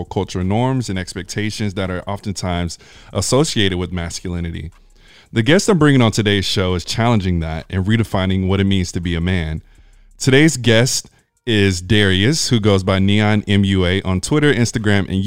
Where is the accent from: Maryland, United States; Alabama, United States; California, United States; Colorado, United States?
Alabama, United States; I'm from Alabama